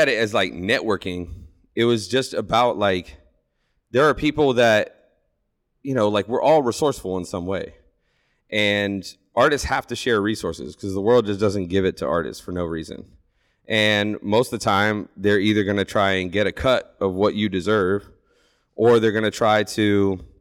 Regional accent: Lancaster, Ohio, United States; I came from a small town. I'm from Lancaster.

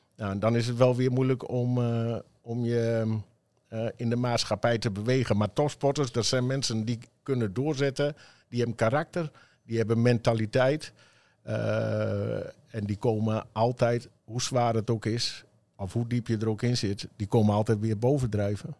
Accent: Emmen, Drenthe, Netherlands; ik kom zelf uit Emmen

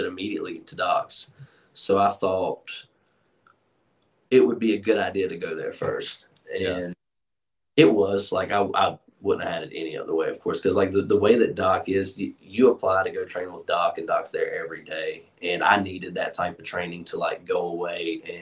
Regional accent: Charlotte, North Carolina, United States; I'm from Charlotte

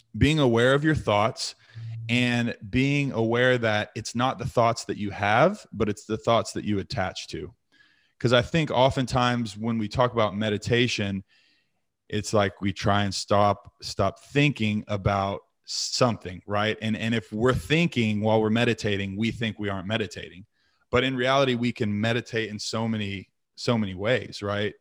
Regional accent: Eureka, Missouri, United States; also born or lived in Texas / Keller, Texas / Southlake, Texas; when we first moved to Missouri

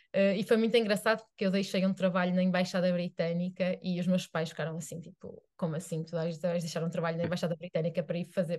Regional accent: Arouca, Norte, Portugal; eu sou de Aroca, que é uma vila

